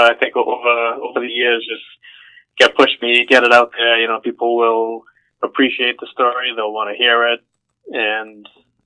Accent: Boston, Massachusetts, United States; I grew up in suburbs in Boston

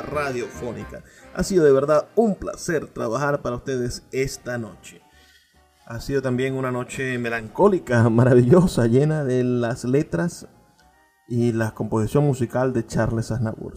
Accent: Venezuela; como venezolanos

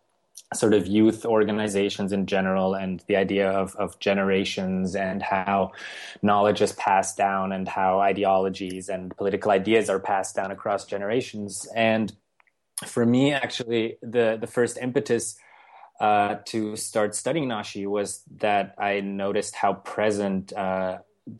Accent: Switzerland; moved away as an adult; also born or lived in United States; I'm actually Swiss, and growing up in Switzerland

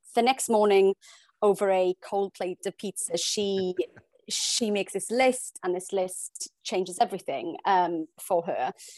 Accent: South Wales, United Kingdom; also born or lived in Hong Kong; now in London, United Kingdom; I'm from South Wales, we moved to Hong Kong, I live in London

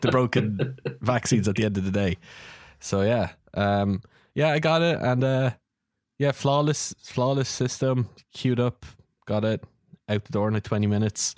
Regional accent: Ireland; we're both Irish

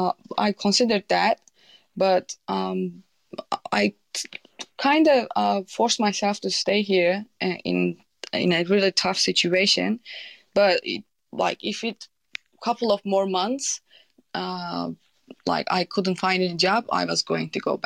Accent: Turkey; English is a second language; But I'm from Turkey. Turkey is not doing well at the moment.

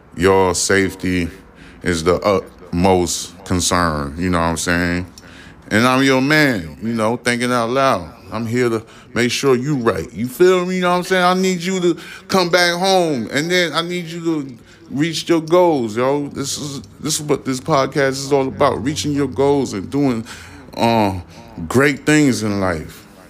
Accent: New York, United States; I'm a New Yorker

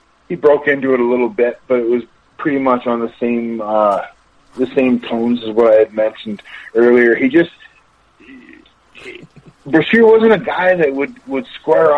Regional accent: Amherstburg, Ontario, Canada; also born or lived in Windsor, Ontario; I'm from Windsor, Ontario, Amherstburg, Ontario

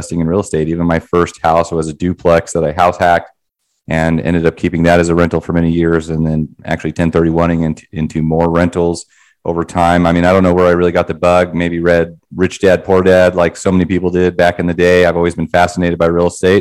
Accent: Wyoming, United States; now in Denver, United States; But I personally live in Denver. I'm from Wyoming initially.

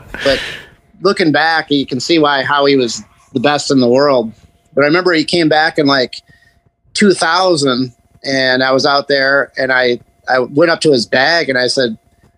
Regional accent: Harbor Springs, Michigan, United States; after I grew up in Harbor Springs

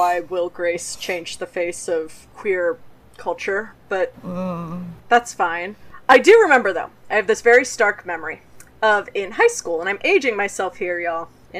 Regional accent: the South, United States; I grew up in the South, and it was dangerous to be gay.

